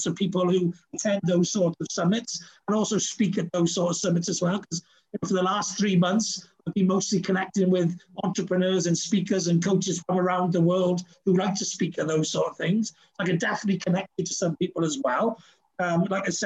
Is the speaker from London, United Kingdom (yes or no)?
no; Wales, United Kingdom; although I'm very Welsh